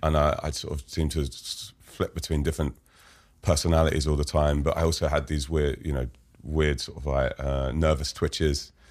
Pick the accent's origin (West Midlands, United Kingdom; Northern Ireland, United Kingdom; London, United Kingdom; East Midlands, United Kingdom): London, United Kingdom; London, I grew up in Fulham